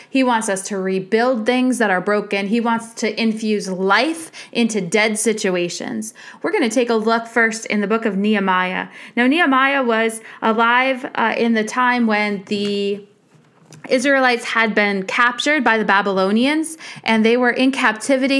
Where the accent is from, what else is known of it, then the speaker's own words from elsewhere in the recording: United States; as American Christians